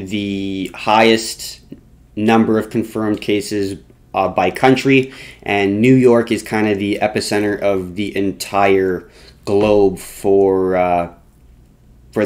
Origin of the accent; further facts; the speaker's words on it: Canada; we are Canadian